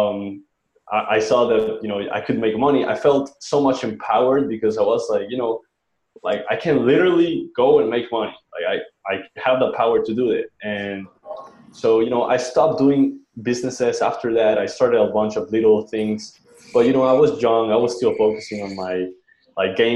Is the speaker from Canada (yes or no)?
no; Colombia; now in Chiang Mai, Thailand; I'm from Colombia